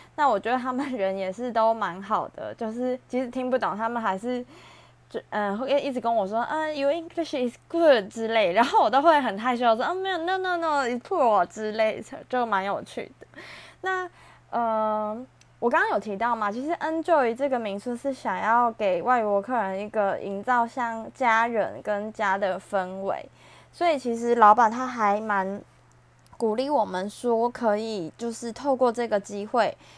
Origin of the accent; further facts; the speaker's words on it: Taiwan; 身为像台湾人